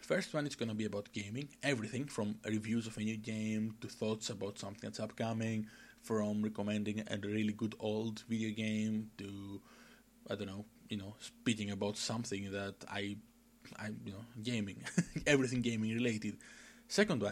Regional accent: Greece; English is a second language; I'm from Greece, hence the weird accent and the lack of English knowledge.

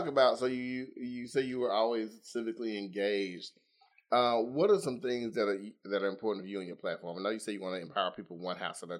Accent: Dolomite, Alabama, United States; I'm 52. I graduated high school in 1985. I went to Pleasant Grove High School because I grew up in Dolomite.

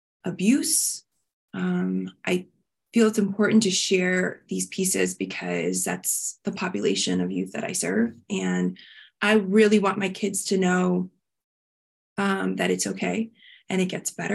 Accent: Miami, Florida, United States; I grew up in Miami

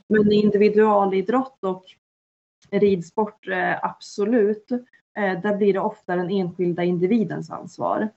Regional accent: Norrland, Sweden; jag är uppväxt i Norrland

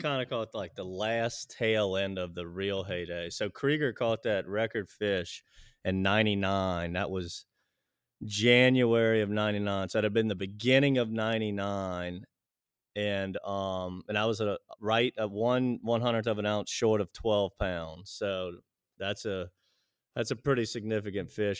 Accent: Pearl River, Louisiana, United States; I was, uh, born and raised in Pearl River, Louisiana

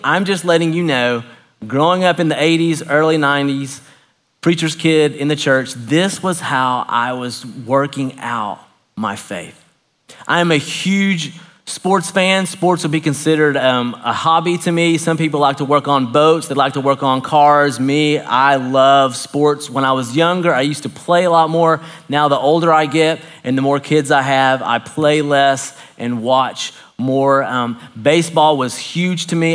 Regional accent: Knoxville, Tennessee, United States; I grew up a Baptist preacher's kid in Knoxville, Tennessee

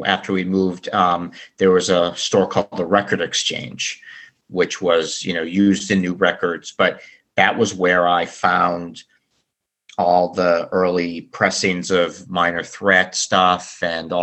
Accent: Boston, Massachusetts, United States; also born or lived in Florida; we moved to Boston from Florida. I originally was from Boston. We only lived in Florida for a short period of time.

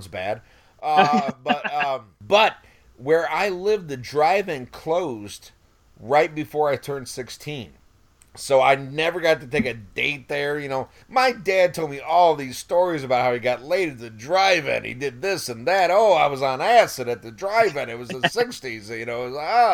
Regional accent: about an hour south of Chicago, Illinois, United States; now in New Orleans, United States; I grew up in Illinois, about an hour south of Chicago.

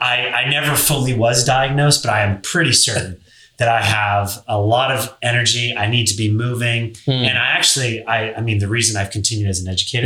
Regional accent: Delaware, United States; I'm from Delaware. That's where I grew up. Yeah. That's where I went to high school.

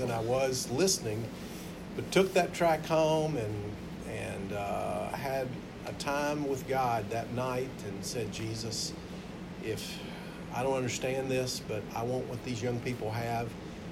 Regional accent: Georgia, United States; accent: Georgia accent; Southern; moved away as an adult; now in Alaska, United States; I have a Georgia accent, pardon me. And even though I've been here 13 years, it's not going to go away

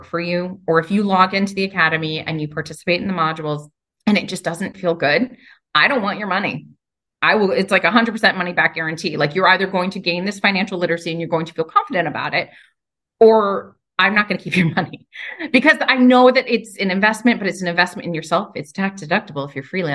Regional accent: New York, United States; so I'm from New York. I talk really fast.

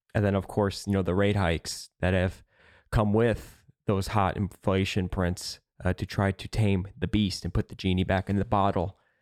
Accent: Midwest, United States; I'm from the Midwest, right? I'm from a town that is basically just cornfields, rural area.

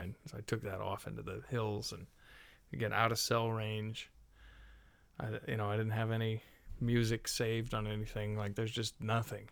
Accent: Bay Area, California, United States; I grew up in the Bay Area

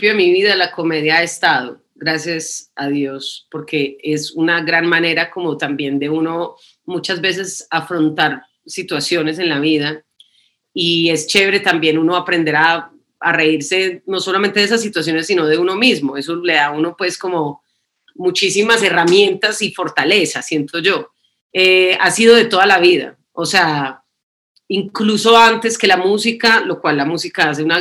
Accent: Canada; born there; also born or lived in New York / Colombia; mis padres son colombianos, pero eh, yo nací en Canadá, después vivimos en Nueva York y después vivimos en Colombia.

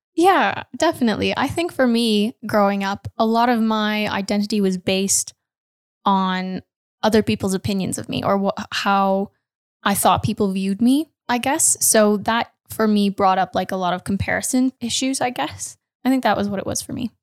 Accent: Canada; Canadian. I'm Canadian.

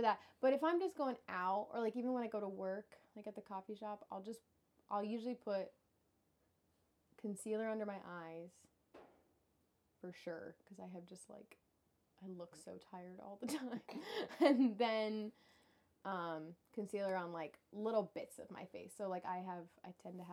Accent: Tennessee, United States; growing up in Tennessee

